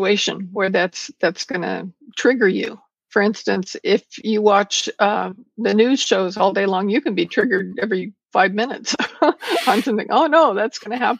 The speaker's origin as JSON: {"language": "English", "town": "Porterville", "region": "California", "country": "United States", "tie": "born or raised there", "said": "I was born and raised in a very small town in California called Porterville"}